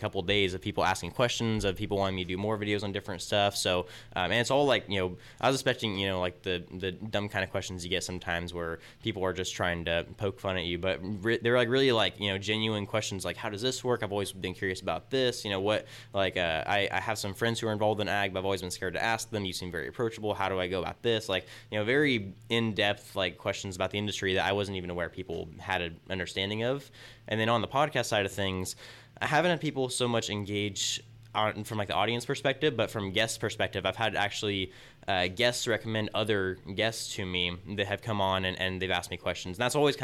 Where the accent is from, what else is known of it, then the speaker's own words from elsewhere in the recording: Tulare, California, United States; born and raised in Tulare